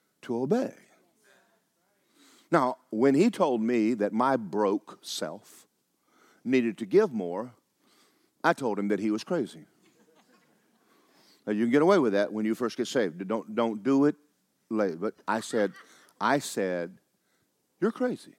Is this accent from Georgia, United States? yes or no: yes; Georgia, United States; I was raised in Georgia